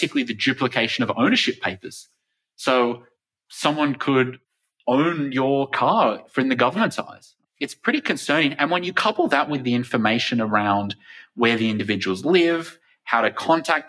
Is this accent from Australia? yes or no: yes; Australia; my home country of Australia